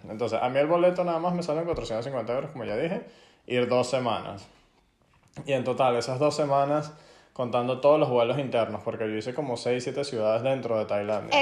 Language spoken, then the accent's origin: Spanish; Venezuela; moved away; lo que nosotros hacemos como inmigrantes venezolanos en el exterior